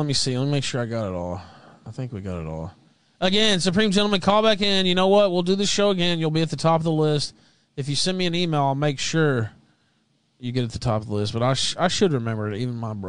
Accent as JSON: {"language": "English", "town": "Memphis", "region": "Tennessee", "country": "United States", "said": "Yeah, but so I'm from Memphis, as I said"}